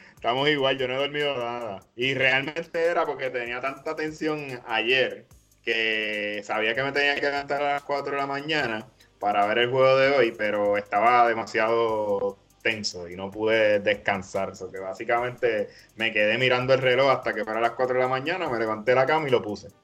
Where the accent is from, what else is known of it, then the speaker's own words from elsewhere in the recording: Puerto Rico; nosotros como puertorriqueños nos tenemos que, sentir muy, bien orgullosos de ser, de ser de aquí